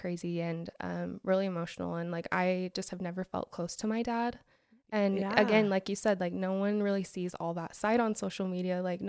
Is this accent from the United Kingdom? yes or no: no; Alpine, Utah, United States; So I am from Alpine.